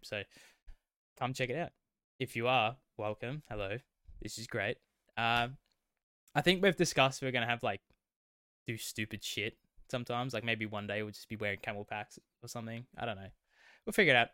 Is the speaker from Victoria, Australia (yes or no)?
yes; west of Melbourne, Victoria, Australia; accent: Australian; we are Australian. Um, we both grew up, uh, west of Melbourne